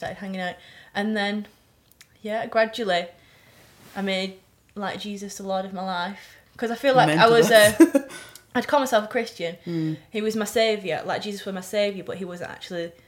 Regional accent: Wigan, North West England, United Kingdom; I'm from Wigan. Born and bred Wigan.

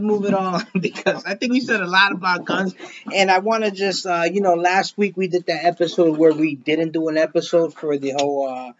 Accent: Paterson, New Jersey, United States; We're from Patterson, and you know it.

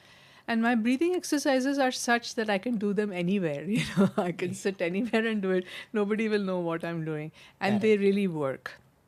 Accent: Mumbai, Maharashtra, India; moved away as an adult; now in United States; And growing up in Mumbai with the film industry or in the USA after marriage, I had to do many things which I had to be individually capable of dealing

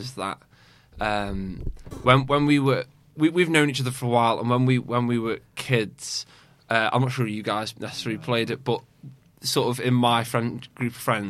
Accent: Formby, North West England, United Kingdom; we went to secondary school in Formby

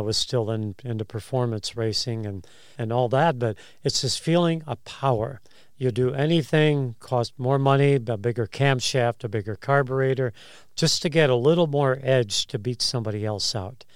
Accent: Chicago, Illinois, United States; I grew up in Chicago

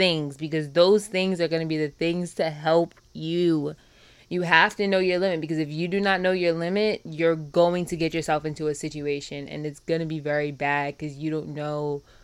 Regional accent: New York, United States; moved away as an adult; now in Baltimore, United States; I'm from New York

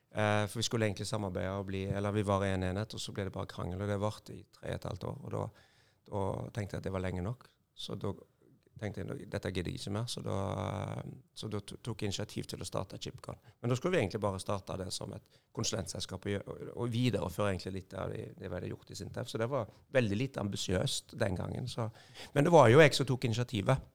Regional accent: Haugesund, Rogaland, Norway; Jeg er fra Haugesund, eller ei lita bygd som heter Førre. Ja. Nærheten av Haugesund.

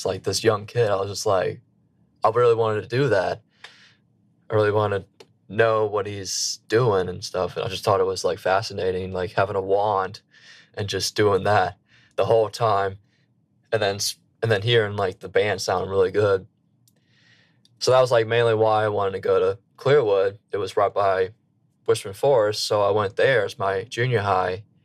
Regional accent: Slidell, Louisiana, United States; moved away as an adult; now in Boston, United States; I am from a small town called Slidell, Louisiana

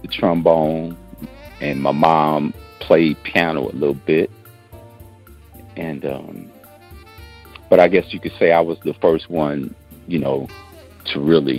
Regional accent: St. Louis, Missouri, United States; also born or lived in San Francisco; I was born in San Francisco, but I grew up in St. Louis.

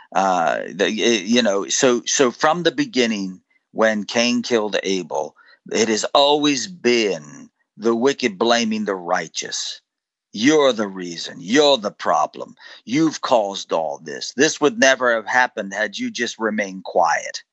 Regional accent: United States; I'm an American

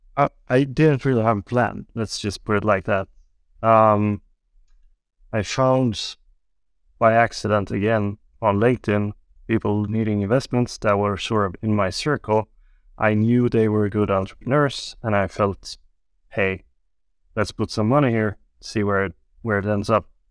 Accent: Gothenburg, Västra Götaland, Sweden; also born or lived in Beijing, China; I'm from the west coast in Sweden. I grew up in Gothenburg

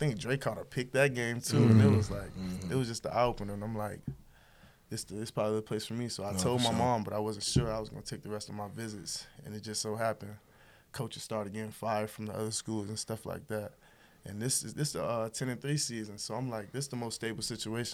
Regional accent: Miami, Florida, United States; I grew up in a different part of Miami. I grew up in Coconut Grove, small town, South Miami. When I was 10 years old, moved to Liberty City, inner city Miami

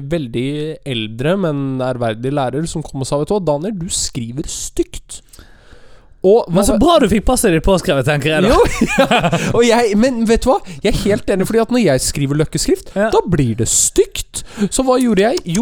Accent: Bergen, Vestland, Norway; jeg er fra Bergen og du er fra Lillehammer, så er det, eller Gudbrandsdalen

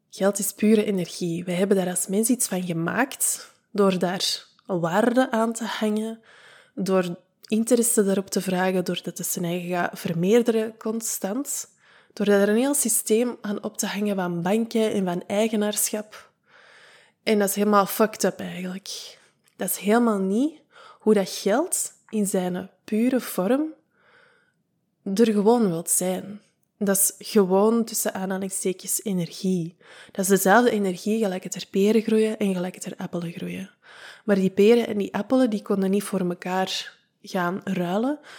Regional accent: United Kingdom; als Brit zijnde met de wijsheid die dat ik bezit

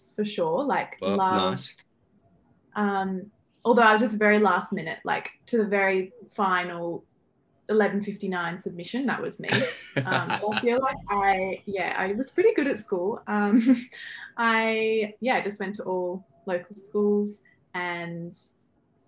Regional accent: Sydney, New South Wales, Australia; I have had the privilege of growing up on the Northern Beaches. I have lived in like one house my whole life in Curly.

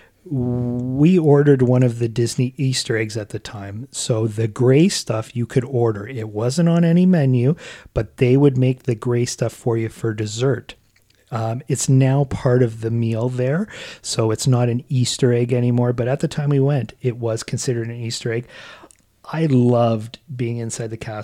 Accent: Canada; we are from Canada

